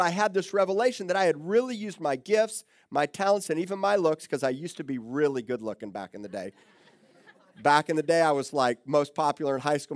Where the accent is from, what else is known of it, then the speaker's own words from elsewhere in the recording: Miami, Florida, United States; moved away as an adult; also born or lived in Tulsa, Oklahoma; now in Corpus Christi, United States; I grew up in South Miami